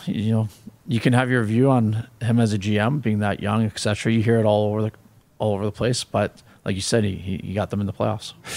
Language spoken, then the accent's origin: English; Canada; being Canadian